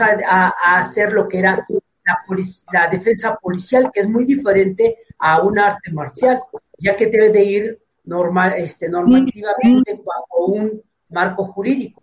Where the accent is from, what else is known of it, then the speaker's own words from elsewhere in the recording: Mexico City, Mexico; Soy de Tepito